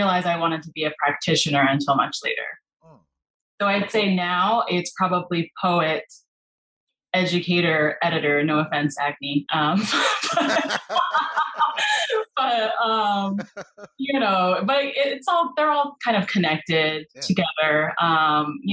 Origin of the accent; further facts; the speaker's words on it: California, United States; moved away as an adult; also born or lived in Spain / Mexico / South Korea; I am originally from California